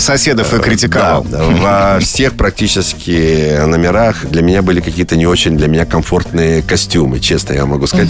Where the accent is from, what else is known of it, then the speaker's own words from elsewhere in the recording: Kazakhstan; moved away; я родился в Казахстане